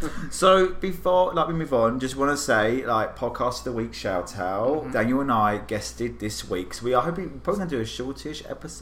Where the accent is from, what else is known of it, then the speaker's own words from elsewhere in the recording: England, United Kingdom; now in United States; So I grew up in England.